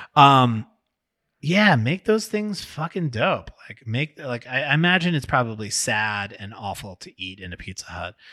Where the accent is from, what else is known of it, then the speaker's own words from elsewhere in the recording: New York, United States; I'm from New York.